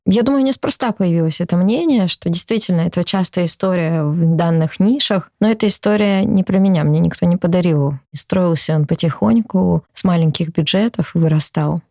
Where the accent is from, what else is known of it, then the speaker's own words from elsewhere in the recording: Omsk, Omsk Oblast, Russia; now in Moscow, Russia; в городе Омске, в моем родном городе